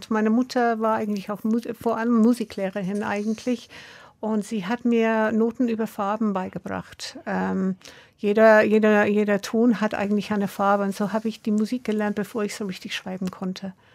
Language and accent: German; Brixton, London, United Kingdom; Ich komme aus Brixton, ja.